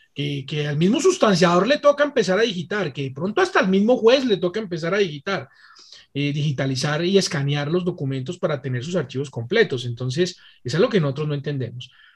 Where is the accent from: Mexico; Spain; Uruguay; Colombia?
Colombia; como colombianos